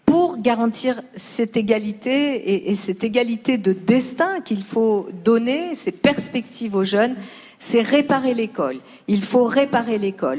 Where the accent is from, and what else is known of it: Lyon, Auvergne-Rhône-Alpes, France; born or raised there; now in Paris, France